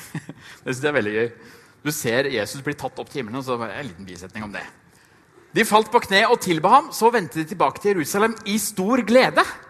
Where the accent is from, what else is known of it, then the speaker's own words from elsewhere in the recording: Trysil, Innlandet, Norway; jeg kommer fra Trysil